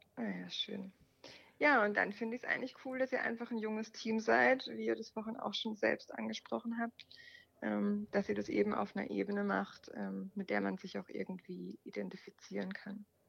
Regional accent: Germany; sind wir Deutsche

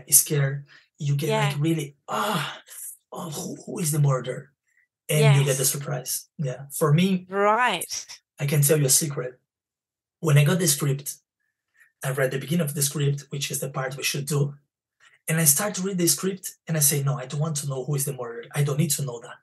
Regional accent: Brazil; English is a second language; also born or lived in Spain; now in London, United Kingdom; because I'm from Brazil and I speak Spanish, the accent.

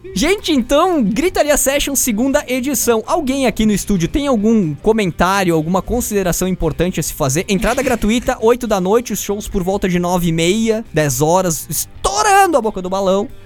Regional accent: Brazil; eu sou brasileiro

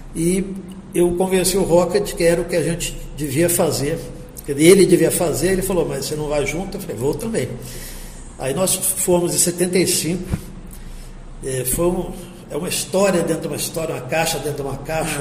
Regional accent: Campo Grande, Mato Grosso do Sul, Brazil; also born or lived in Rio de Janeiro; nasci no Rio e fui criado em Campo Grande, para onde eu vim com semanas de idade. E eu passei uma infância e adolescência maravilhosas aqui.

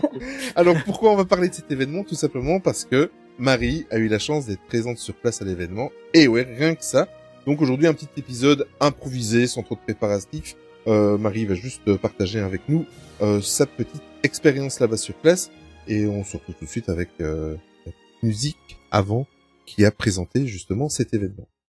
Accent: Belgium; nous sommes belges

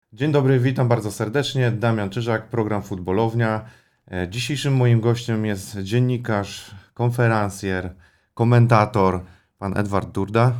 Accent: Łódź Voivodeship, Poland; mieszkałem, pochodzę z Podłodzi

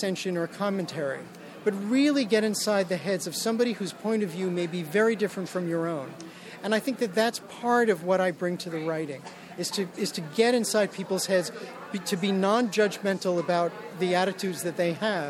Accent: New York City, New York, United States; when I was a child growing up in Brooklyn

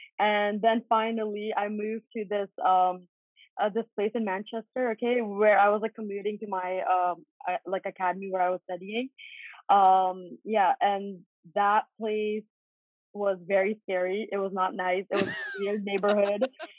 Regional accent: Canada; But thankfully, because I'm also Canadian, so I was able to go to Canada, and then from Canada I went to England.

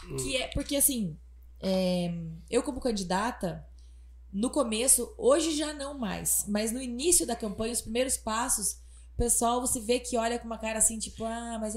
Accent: Palmas, Paraná, Brazil; now in Água Boa, Brazil; eu sou de Palmas

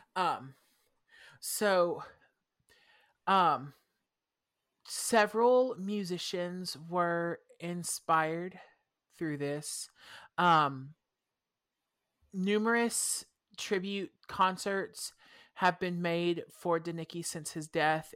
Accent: the South, United States; I grew up in the South

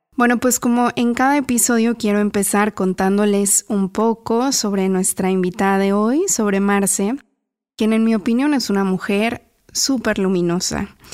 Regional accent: Mexico; moved away; La primera vez que yo me fui de México me acuerdo que también busqué un teléfono fijo para, para llamar a mis papás

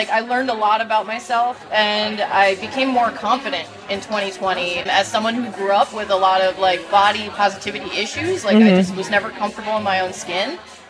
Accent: Stamford, Connecticut, United States; moved away as an adult; now in Austin, United States; I'm originally from Stanford, Connecticut, over on the East Coast, and I visited Austin quite a few times before moving here

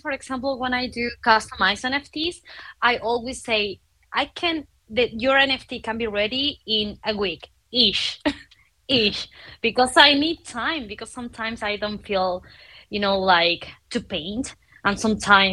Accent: Argentina; now in Mexico City, Mexico; I'm from Argentina. I live in Mexico City

